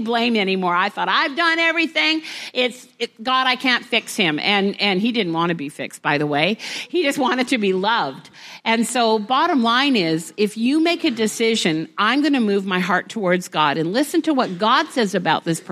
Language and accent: English; Vancouver, British Columbia, Canada; We're from Vancouver.